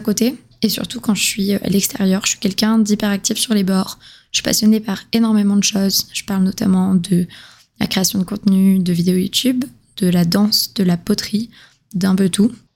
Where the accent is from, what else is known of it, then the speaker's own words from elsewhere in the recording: southern France, France; moved away as an adult; now in Montreal, Canada; je viens du sud de la France, mais je vis à Montréal depuis deux ans